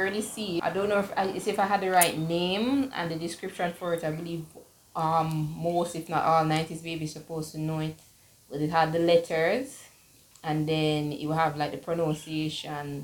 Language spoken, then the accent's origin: English; Jamaica; seeing my life overseas and not in my home country